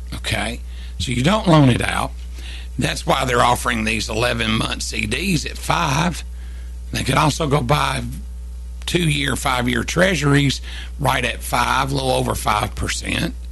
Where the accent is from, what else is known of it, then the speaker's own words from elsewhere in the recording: Kentucky, United States; moved away as an adult; also born or lived in Tennessee; I was 14, 15, 16, all the way up to 18, well, 17 because we moved right after I turned 18, we moved from Kentucky back to Tennessee